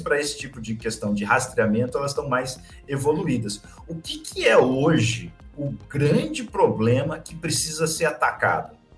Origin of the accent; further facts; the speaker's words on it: interior of São Paulo, Brazil; eu sou do interior de São Paulo